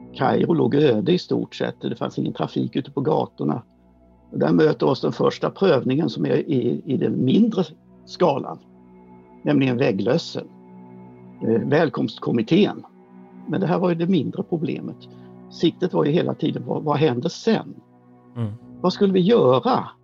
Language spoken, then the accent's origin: Swedish; Sweden; vi är svenskar